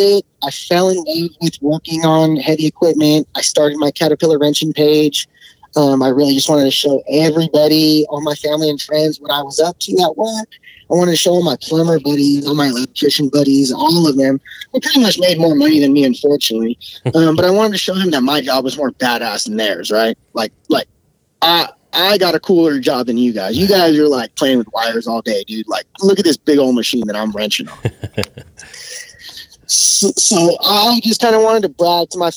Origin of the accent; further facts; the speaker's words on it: Bay Area, California, United States; moved away as an adult; now in Sacramento area, United States; I grew up in the Bay Area. That's where I grew up